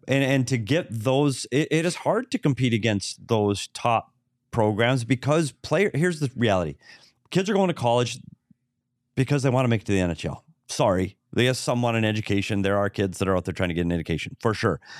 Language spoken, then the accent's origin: English; Bemidji, Minnesota, United States; my hometown, Bemidji